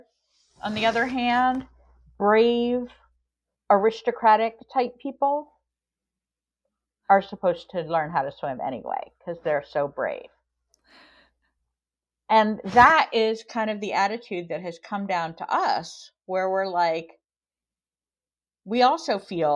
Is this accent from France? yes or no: yes; France; I grew up partly in France, and we had swimming lessons from school every week